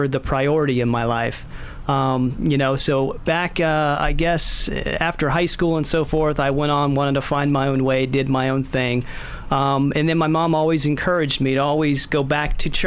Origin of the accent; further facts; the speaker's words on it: Seminole, Florida, United States; also born or lived in Pensacola, Florida / Gainesville, Florida; now in Indian Shores, United States; I'm a Floridian